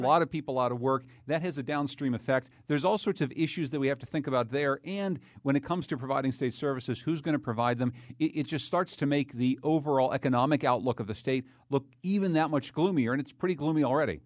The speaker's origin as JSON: {"language": "English", "town": "Winsted", "region": "Connecticut", "country": "United States", "tie": "born or raised there", "said": "In Winstead, Connecticut, my hometown"}